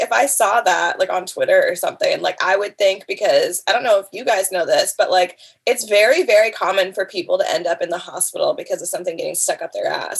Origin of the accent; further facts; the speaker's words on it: Canada; I'm Canadian